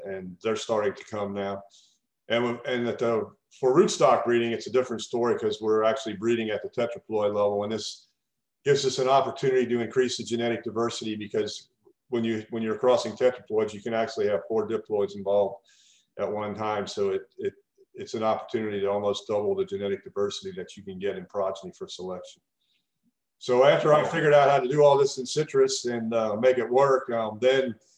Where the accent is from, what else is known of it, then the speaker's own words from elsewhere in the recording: Kentucky, United States; moved away as an adult; now in Florida, United States; I grew up in Kentucky, and I did my PhD at the University of Kentucky